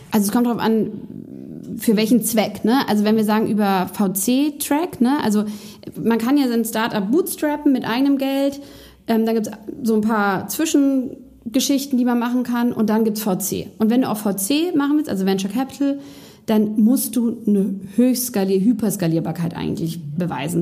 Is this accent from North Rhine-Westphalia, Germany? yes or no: no; Berlin, Germany; bin in meine Heimatstadt Berlin zurückgezogen